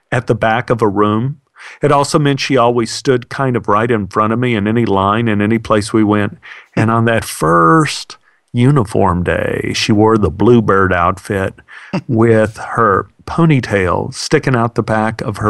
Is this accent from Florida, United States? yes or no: no; Dallas, Texas, United States; growing up in Oak Cliff